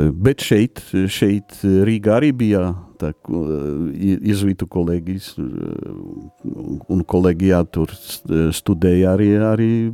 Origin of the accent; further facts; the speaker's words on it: Poland; Latvian is a second language; moved away as an adult; also born or lived in Vatican City; now in Latvia; es esmu polis